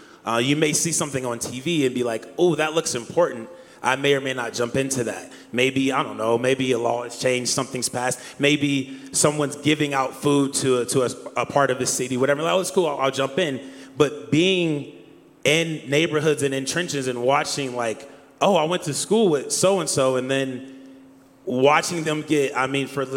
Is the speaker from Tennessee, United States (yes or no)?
no; Akron, Ohio, United States; growing up in Akron, Ohio